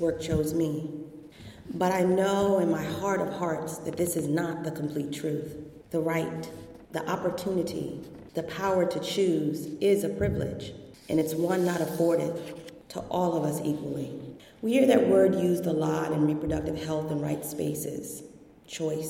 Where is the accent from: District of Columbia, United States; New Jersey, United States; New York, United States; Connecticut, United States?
District of Columbia, United States; Washington; I grew up in Washington, D.C., the seat of our federal government